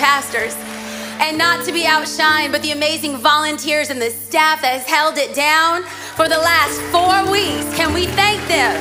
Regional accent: Los Angeles, California, United States; moved away as an adult; now in Orange County, United States; I might live in OC, but I was raised

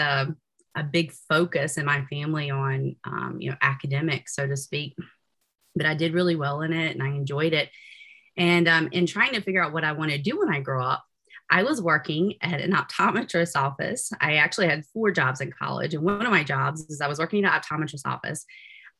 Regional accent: Williamston, North Carolina, United States; moved away as an adult; also born or lived in Greenville, North Carolina; now in Utah, United States; I am originally from Eastern North Carolina, which is an itty bitty place. Williamson is a pretty small place, a village, so to speak, near the coast of North Carolina

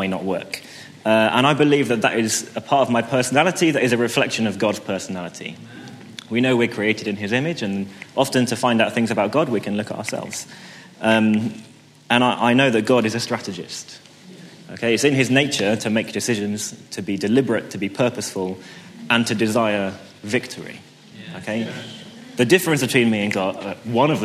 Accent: St Albans, East of England, United Kingdom; As I was growing up in St. Albans, the pastor of my church back then

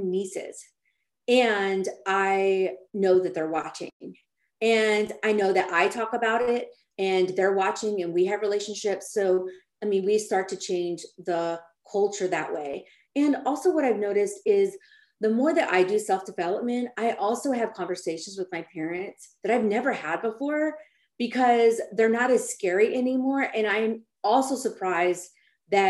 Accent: Austin, Texas, United States; moved away as an adult; now in California, United States; I'm from Austin, Texas, but when I moved to California

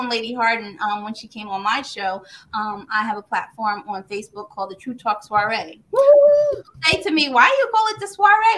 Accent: Cliffwood, New Jersey, United States; now in Red Bank, United States; I am from New Jersey, born and raised in Cliffwood, New Jersey, and I have now relocated to Red Bank, New Jersey

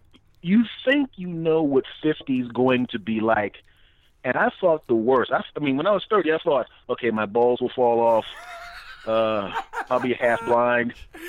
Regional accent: Philadelphia, Pennsylvania, United States; moved away; I'm from here, so you know, from here in Philadelphia. I'm actually not in Philadelphia now

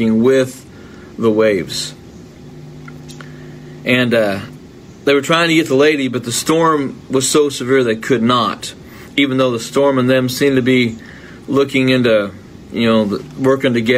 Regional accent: United States; I'm an American

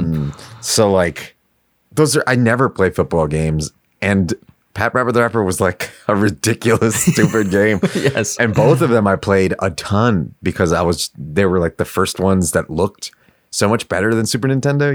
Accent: New York City, New York, United States; I grew up in Queens. Um, I lived okay. in, in yeah in Astoria, pretty much uh, until I was like 14.

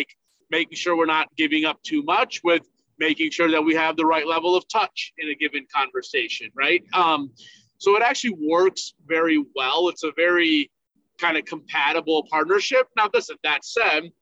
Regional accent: Buffalo, New York, United States; moved away as an adult; also born or lived in Michigan; people we've known from growing up in Buffalo

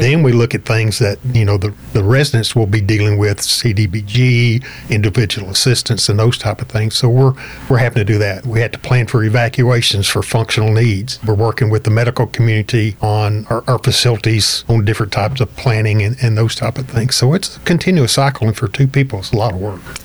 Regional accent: Highlands, Texas, United States; also born or lived in Liberty County, Texas / Webster, Texas; I've been around the Baytown area just about all my life. I grew up in Highlands

